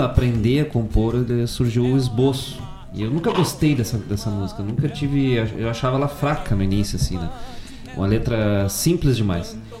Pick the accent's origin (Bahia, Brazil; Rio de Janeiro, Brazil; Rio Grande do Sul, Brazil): Rio Grande do Sul, Brazil; Guaíba; also born or lived in Bom Jesus; não é a terra onde eu nasci, mas é a terra onde eu me criei e me, e e me percebi